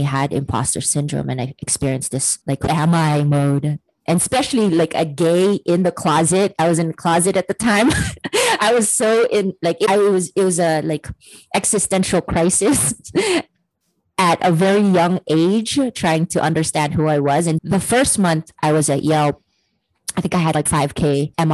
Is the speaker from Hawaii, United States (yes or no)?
yes; Hawaii, United States; moved away as an adult; also born or lived in San Francisco; in Hawaii, growing up in Hawaii, you're a very loving culture